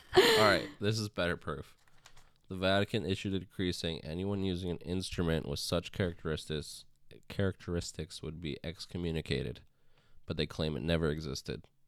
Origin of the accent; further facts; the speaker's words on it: Canada; we're Canada. We're basically American.